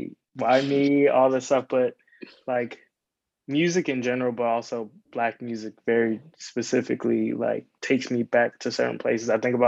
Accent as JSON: {"language": "English", "area": "Prince George's County", "region": "Maryland", "country": "United States", "said": "from Prince George's County, Maryland."}